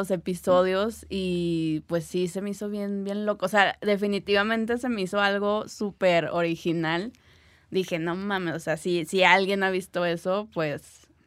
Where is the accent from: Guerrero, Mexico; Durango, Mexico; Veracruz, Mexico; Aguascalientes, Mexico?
Durango, Mexico; Gómez Palacio; no sé si es también por donde yo, de donde yo vengo, que es una ciudad de Durango, se llama Gómez Palacio, entonces... Eh, allá es una ciudad evidentemente muy pequeña y que tiene mucha historia por la revolución.